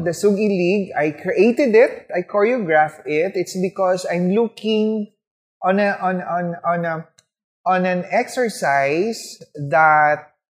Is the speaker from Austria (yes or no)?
no; Philippines